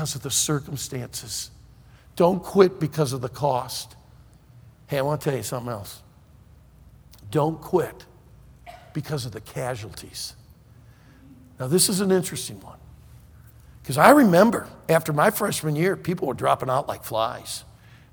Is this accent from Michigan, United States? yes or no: yes; Leelanau County, Northern Michigan, United States; moved away as an adult; also born or lived in Pensacola, Florida; I'm a freshman from Northern Michigan sitting in my dorm room in Pensacola, Florida